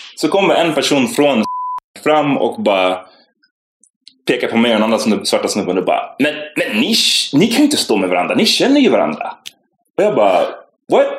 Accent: Stockholm, Stockholm County, Sweden; jag var från Farsta

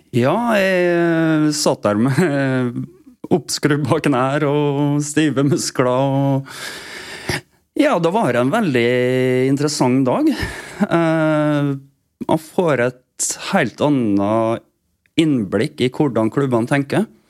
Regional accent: Vestnes, Møre og Romsdal, Norway; Jeg er oppvokst på Vestnes.

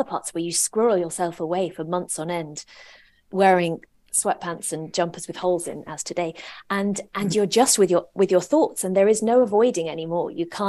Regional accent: England, United Kingdom; but we were also growing up in England the whole time.

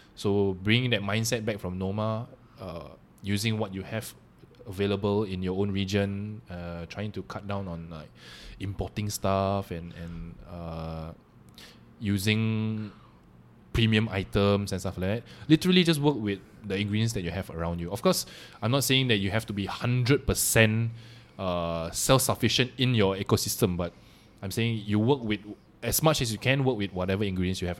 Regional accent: Malaysia; also born or lived in Singapore / Denmark; I am Malaysian first and foremost

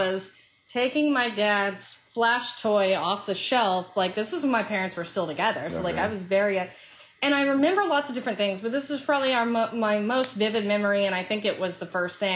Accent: Tyler, Texas, United States; now in California, United States; I was born in Tyler, Texas.

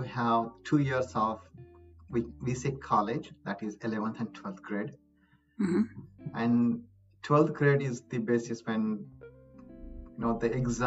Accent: Maharashtra, India; moved away as an adult; also born or lived in Mumbai / Gujarat / Pennsylvania, United States; now in United States; I'm from India. I'm state of Maharashtra

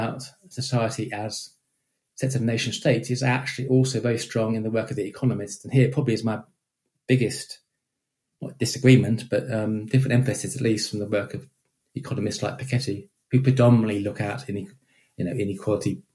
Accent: United Kingdom; I am British

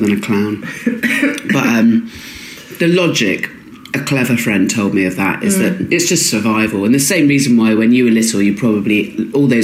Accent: Swanage, South West England, United Kingdom; moved away; I grew up in Dorset and Swanage

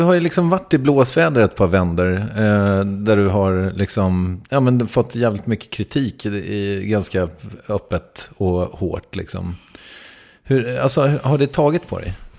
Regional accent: Sweden

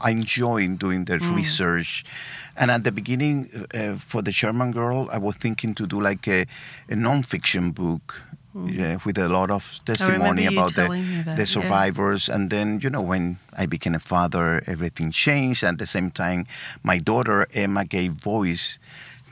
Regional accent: Havana, Cuba; born or raised there; English is a second language; also born or lived in Guantanamo, Cuba; now in United States

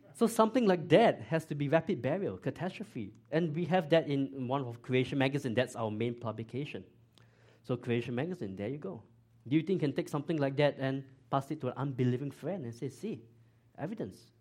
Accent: Singapore; moved away as an adult; now in Georgia, United States; I grew up in Singapore

